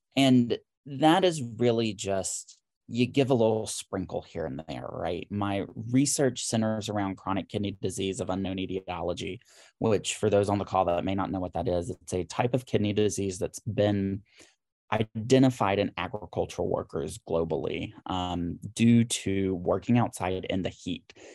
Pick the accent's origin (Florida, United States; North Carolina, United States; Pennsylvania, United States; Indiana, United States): North Carolina, United States; Harmony; moved away as an adult; also born or lived in Charlotte, North Carolina / Atlanta; now in Philadelphia, United States; I'm originally from Harmony, North Carolina.